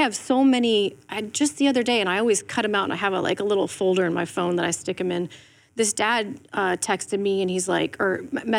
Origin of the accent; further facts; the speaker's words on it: Ireland; I'm from Ireland, like, you don't know me, but I love what you're doing